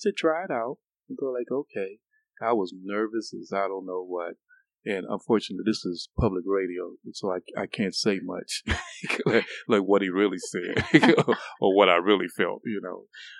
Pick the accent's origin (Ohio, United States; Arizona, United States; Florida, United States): Ohio, United States; Cleveland; now in Augusta, United States; But I grew up in Cleveland, so I had a passion for weather from day one.